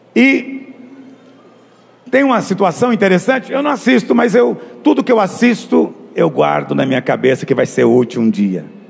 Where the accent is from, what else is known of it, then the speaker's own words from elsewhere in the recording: Brazil; nós vivemos no Brasil. Eu sei que você pensa que eu sou brasileiro. Não, eu estou morando aqui. O meu velho homem era brasileiro